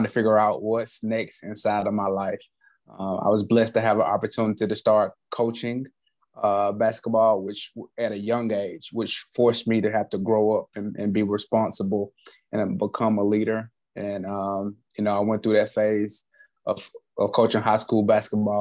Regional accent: Alabama, United States; I grew up in Alabama, inside of the United States

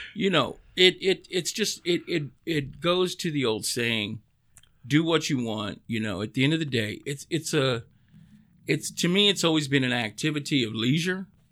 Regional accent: Dallas, Texas, United States; born and raised in East Dallas. I'm a Parkland baby.

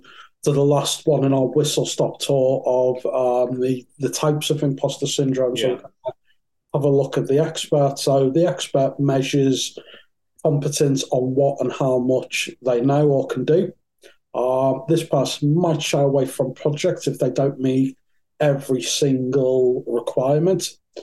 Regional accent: North West England, United Kingdom; So I was brought up in Merseyside. Probably can't tell that for the accent. You probably thought I was raised in London. But no, I was raised in Merseyside, in Thatcher's Merseyside in the sort of 80s and 90s.

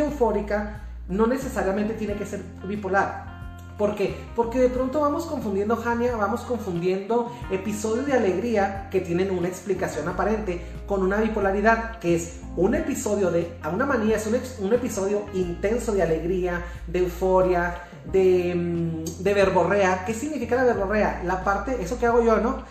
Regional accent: Chihuahua, Mexico; soy de Chihuahua, I come from Chihuahua, Mexico

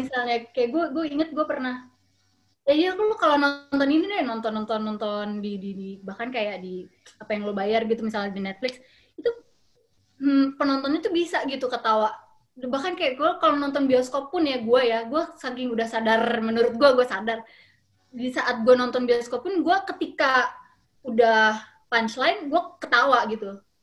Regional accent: Jakarta, Indonesia; also born or lived in Germany; lahir di Jerman, terus dibawa ke, ke, ke Jakarta, berapa bulan nginep di rumah tante gua di, di Tomang gitu. Eh, udah gitu dapet rumah di Kelapa Gading

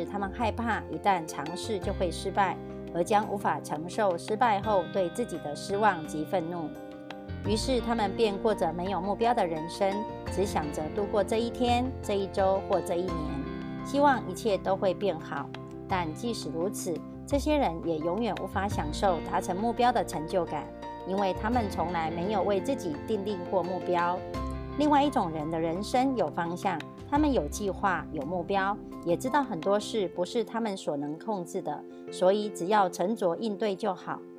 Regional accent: Miaoli, Miaoli County, Taiwan

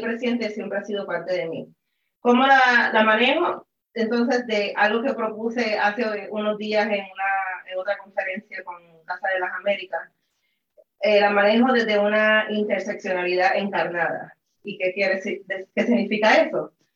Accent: Puerto Rico; soy puertorriqueña

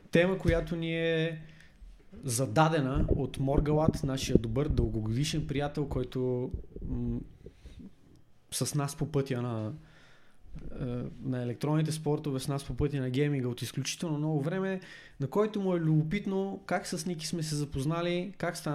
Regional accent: Sofia, Sofia City, Bulgaria; Аз първо, че съм роден в центъра на София, в Шейново.

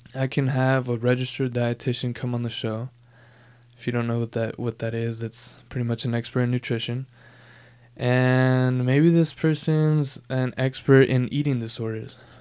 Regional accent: Southern California, United States; Born and raised in Southern California

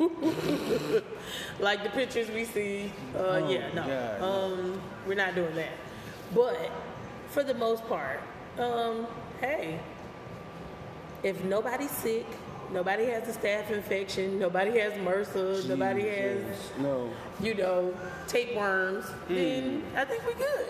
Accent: the South, United States; I also am from the South.

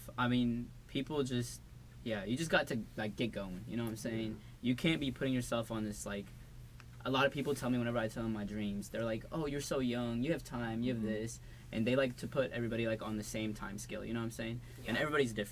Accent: Ethiopia; I'm from Ethiopia

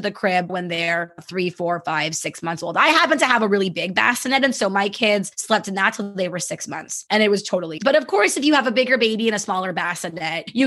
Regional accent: Canada; I'm very Canadian

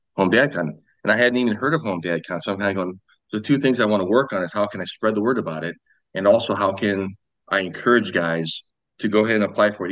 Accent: Sioux Falls, South Dakota, United States; I'm from Sioux Falls, South Dakota. Um, I was born and raised here.

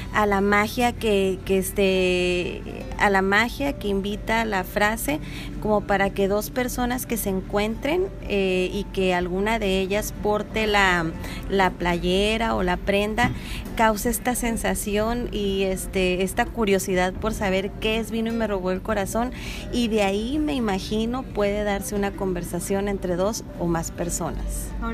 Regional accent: Ensenada, Baja California, Mexico; esta fiesta que empezamos a vivir los ensenadenses

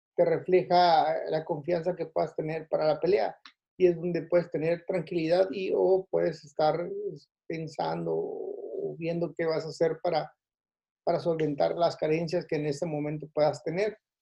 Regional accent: Tijuana, Baja California, Mexico; yo soy de Tijuana

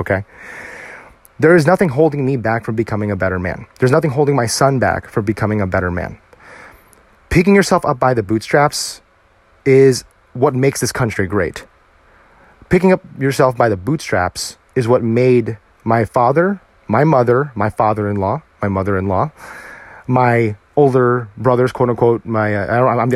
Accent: United States; I, as a Filipino American male or Asian American male

